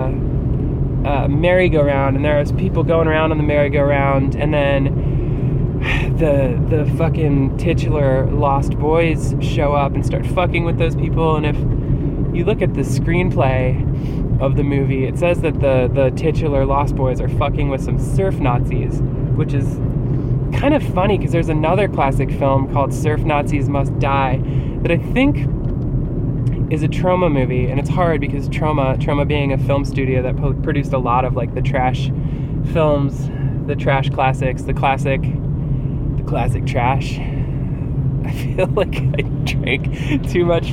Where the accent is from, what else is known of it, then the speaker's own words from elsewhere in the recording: New Jersey, United States; growing up in New Jersey